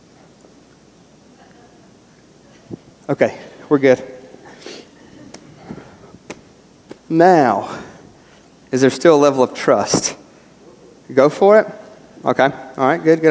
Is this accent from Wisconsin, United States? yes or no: no; West Virginia, United States; moved away; Growing up in West Virginia